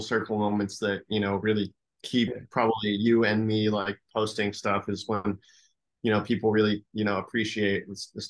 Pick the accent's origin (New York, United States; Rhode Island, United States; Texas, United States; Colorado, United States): New York, United States; born there; also born or lived in Chicago / San Francisco / Los Angeles; I was born in New York. I lived in Chicago for a period of time, then San Francisco, and then Los Angeles.